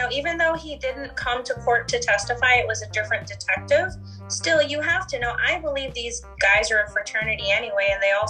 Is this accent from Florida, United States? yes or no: yes; Central Florida, United States; me growing up in Central Florida.